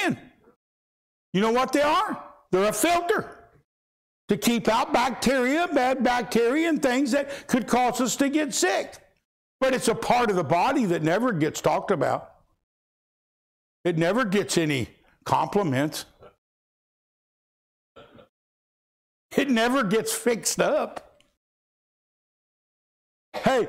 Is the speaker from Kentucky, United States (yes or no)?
yes; Louisville, Kentucky, United States; When I was a kid growing up in Louisville, Kentucky, concrete jungle, I went barefoot